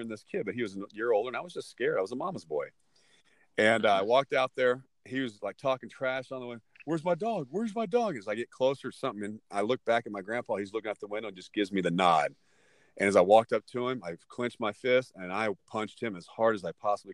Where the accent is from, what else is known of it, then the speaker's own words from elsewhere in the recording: Texas, United States; now in Southern California, United States; growing up in Texas